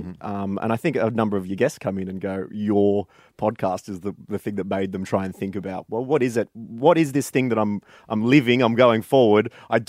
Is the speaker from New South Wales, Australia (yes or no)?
no; Warrnambool, Victoria, Australia; I ran around my hometown of Warrnambool and got 100 signatures, some of which were people I knew, some of which I didn't know, and handed it into the Australian Electoral Commission